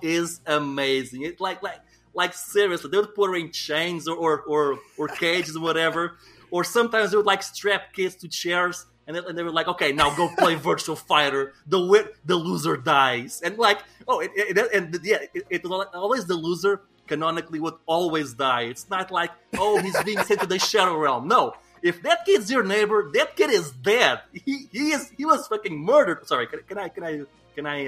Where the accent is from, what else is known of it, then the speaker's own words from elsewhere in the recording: Portugal; growing up in Portugal